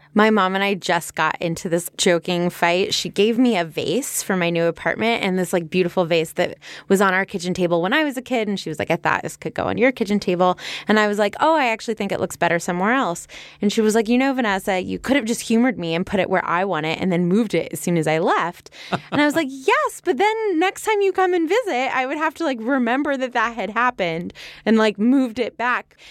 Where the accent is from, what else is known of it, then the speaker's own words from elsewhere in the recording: California, United States; We're from California